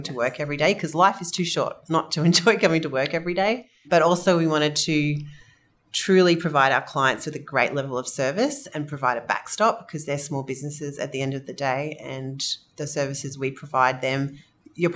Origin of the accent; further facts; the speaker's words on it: Australia; You can probably tell I'm Australian.